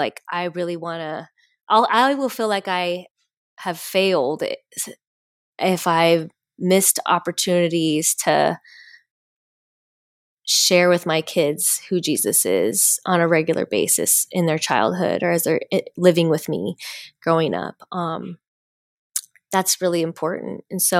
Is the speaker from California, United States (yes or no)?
yes; California, United States; And I'm like a Californian, like, that's where I grew up.